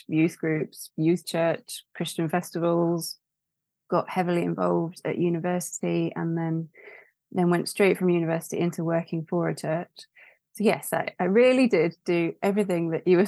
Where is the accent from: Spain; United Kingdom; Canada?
United Kingdom; London; now in York, United Kingdom; I'm originally from London